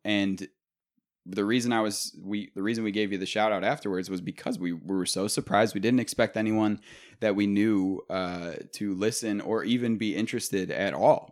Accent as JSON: {"language": "English", "town": "Clarence", "region": "New York", "country": "United States", "said": "I'm from Clarence"}